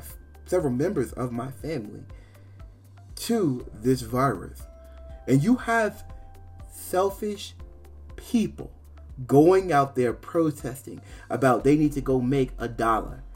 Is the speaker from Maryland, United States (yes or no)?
yes; Maryland, United States; also born or lived in Virginia; I was born in Virginia, but I grew up in Maryland. I mean, from when I was about 5 years old till I was about 17.